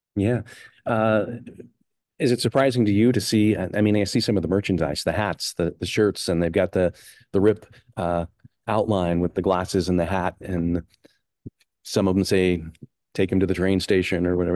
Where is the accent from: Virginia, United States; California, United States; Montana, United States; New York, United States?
Montana, United States; Helena; Helena native